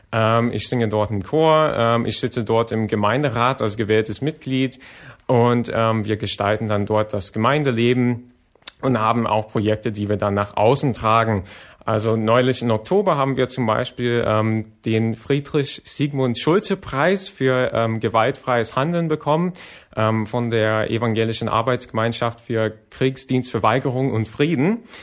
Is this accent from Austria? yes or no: no; United States; German is a second language; Ich komme ja, wie gesagt, aus den USA.